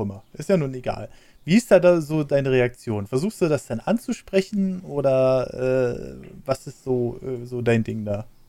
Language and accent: German; Berlin, Germany; Ich bin ja in Berlin aufgewachsen